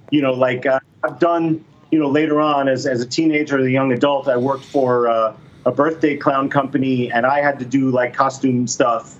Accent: Miami, Florida, United States; I grew up in Miami, which is about four hours away from Disney World

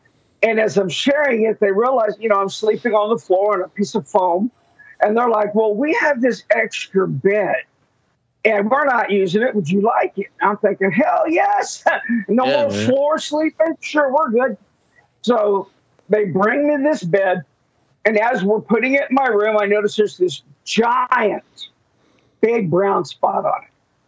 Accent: Enid, Oklahoma, United States; since we're from Enid, that is where my weird story takes place.

